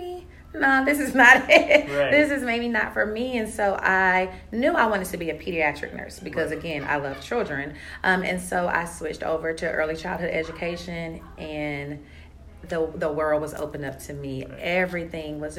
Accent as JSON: {"language": "English", "area": "DeKalb County", "region": "Georgia", "country": "United States", "tie": "born or raised there", "said": "I grew up in DeKalb County, went to DeKalb County schools"}